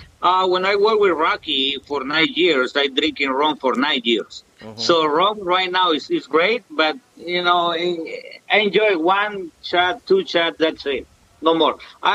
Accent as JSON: {"language": "English", "country": "Honduras", "second_language": "English", "said": "I'm from Honduras"}